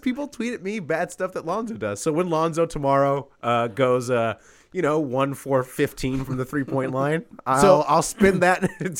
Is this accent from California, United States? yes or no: yes; California, United States; I'm from California. I love In-N-Out.